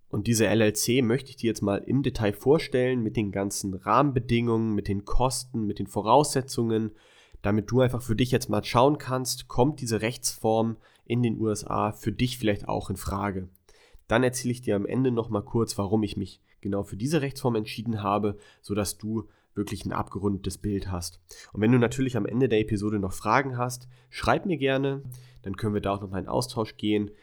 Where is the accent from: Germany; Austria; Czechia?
Germany; moved away; als Deutscher sowieso jederzeit zurück nach Deutschland